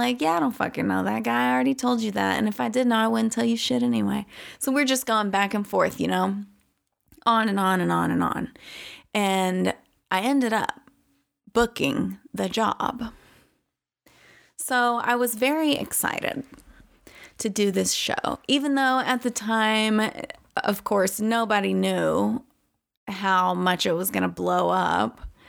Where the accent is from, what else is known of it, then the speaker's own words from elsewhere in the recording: the South, United States; And I am from the South, which I don't have like a super conservative background.